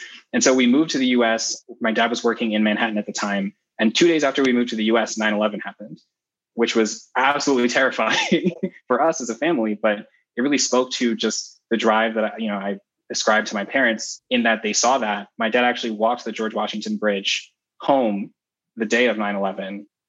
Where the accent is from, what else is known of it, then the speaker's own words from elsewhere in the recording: Kumasi, Ashanti, Ghana; born there; So I was actually born in Ghana and I was born in Kumasi, which is the center of the Ashanti group within Ghana. Both of my parents were born in villages in that region.